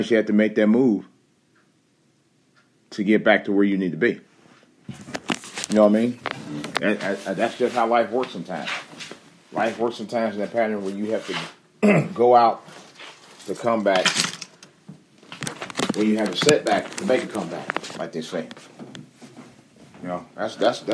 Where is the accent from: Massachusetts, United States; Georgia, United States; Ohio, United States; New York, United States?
Ohio, United States; Cleveland; moved away as an adult; I left Cleveland, Ohio.